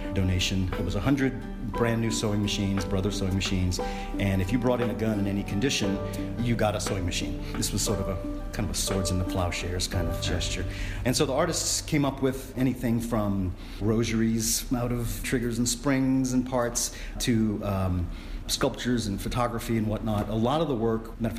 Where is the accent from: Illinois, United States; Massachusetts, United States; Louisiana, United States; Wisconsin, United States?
Louisiana, United States; New Orleans; I grew up in New Orleans, a historically violent place.